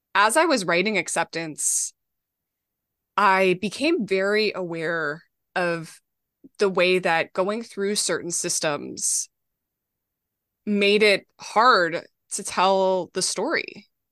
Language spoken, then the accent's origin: English; Minnesota, United States; now in New York City, United States; I grew up in Minnesota